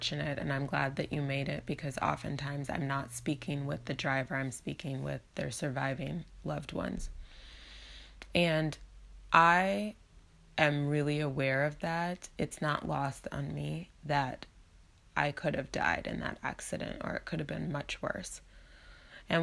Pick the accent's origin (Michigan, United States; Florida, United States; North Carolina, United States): Michigan, United States; Ann Arbor; moved away as an adult; also born or lived in Las Vegas; back to Michigan to come return to my hometown of Ann Arbor